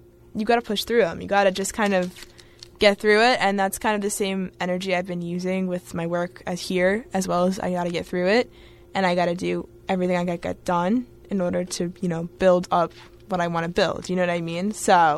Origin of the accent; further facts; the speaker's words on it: Long Island, New York, United States; I'm from New York. And I'm from Long Island, but I'm 15 minutes away from the city